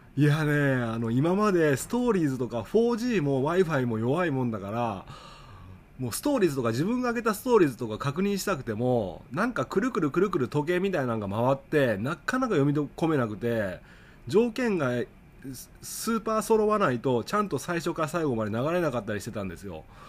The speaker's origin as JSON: {"language": "Japanese", "region": "Okayama", "country": "Japan", "tie": "born or raised there", "said": "僕の地元、岡山"}